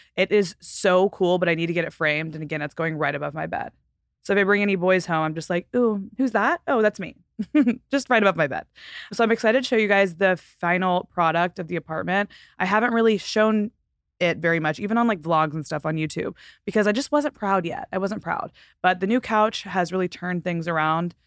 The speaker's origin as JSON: {"language": "English", "region": "Texas", "country": "United States", "moved": "as an adult", "lives_now": "Southern California, United States", "said": "I'm from Texas and I've lived in Southern California for now almost seven years"}